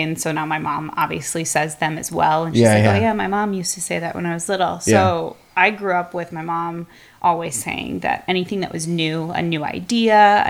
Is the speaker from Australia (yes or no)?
no; Wauwatosa, Wisconsin, United States; also born or lived in Door County, Wisconsin; I grew up in the Tosa area